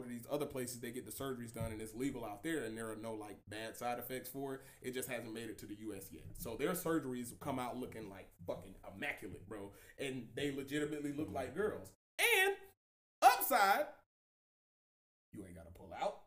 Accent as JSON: {"language": "English", "town": "Atlanta", "region": "Georgia", "country": "United States", "said": "I'm from Atlanta"}